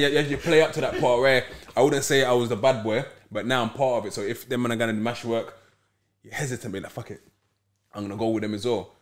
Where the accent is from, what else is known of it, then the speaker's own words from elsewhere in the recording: London, United Kingdom; I'm originally from Peckham